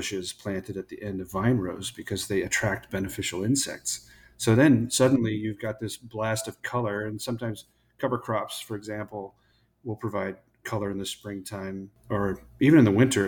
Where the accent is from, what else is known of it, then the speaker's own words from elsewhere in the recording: Paso Robles, California, United States; moved away as an adult; also born or lived in Oregon; now in Texas, United States; I'm from Paso Robles in California